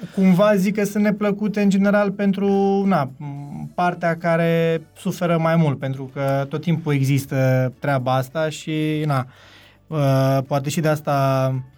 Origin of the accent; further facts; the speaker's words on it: Zalău, Sălaj County, Romania; moved away; also born or lived in Cluj-Napoca; de când am plecat din Zalău până când ne-am reîntâlnit la Cluj